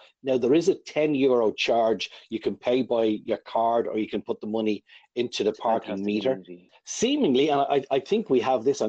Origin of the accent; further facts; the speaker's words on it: Ireland; we're Irish after all.